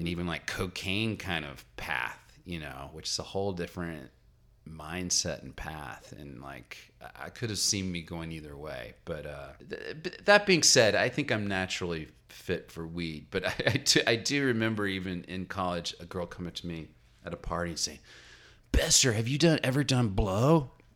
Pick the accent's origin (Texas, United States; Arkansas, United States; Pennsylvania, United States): Arkansas, United States; Little Rock; moved away; also born or lived in Massachusetts; I'm from Little Rock, Arkansas